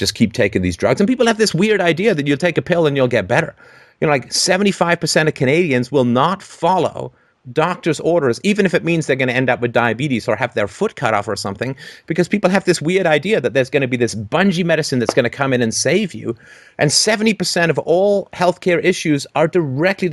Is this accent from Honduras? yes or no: no; United Kingdom; I'm a British